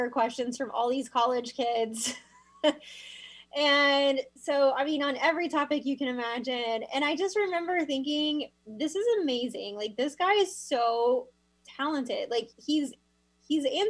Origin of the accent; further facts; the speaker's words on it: Miami, Florida, United States; moved away as an adult; also born or lived in Sarasota, Florida; now in Washington, United States; I was born in Miami, Florida, and Florida kid. So both my parents raised me there